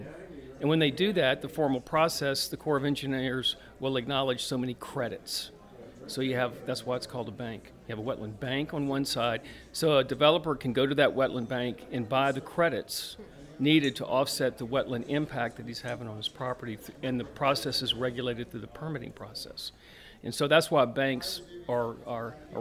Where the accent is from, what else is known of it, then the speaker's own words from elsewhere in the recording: Baton Rouge, Louisiana, United States; I grew up in Baton Rouge, in South Baton Rouge